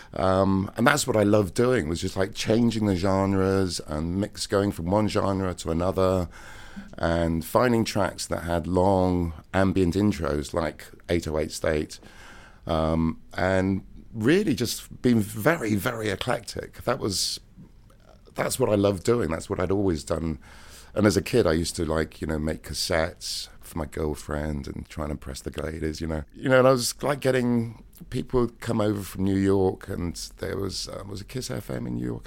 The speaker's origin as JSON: {"language": "English", "town": "Cheltenham", "region": "South West England", "country": "United Kingdom", "tie": "born or raised there", "moved": "yes", "said": "my hometown, Cheltenham, in Gloucestershire"}